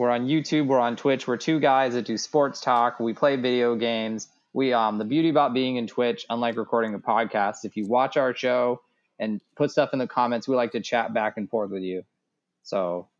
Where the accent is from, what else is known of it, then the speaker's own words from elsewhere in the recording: Pacific Northwest, United States; someone growing up in the Pacific Northwest